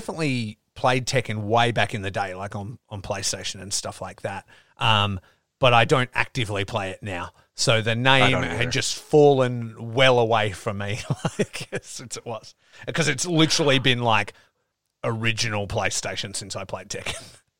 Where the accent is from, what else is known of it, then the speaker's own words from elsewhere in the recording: Australia; I'm Australian.